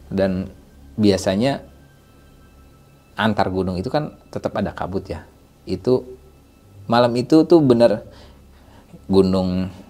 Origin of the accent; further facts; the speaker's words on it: Bekasi, West Java, Indonesia; dalam hati gue karena gue dari Bekasi ya bang ini berasa kayak ke, kayak di Bekasi